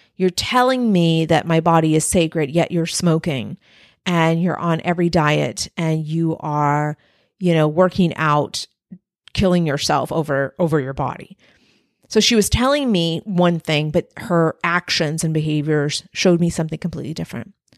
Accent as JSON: {"language": "English", "region": "Texas-Mexican border", "country": "United States", "tie": "born or raised there", "said": "I was raised on the Texas-Mexican border"}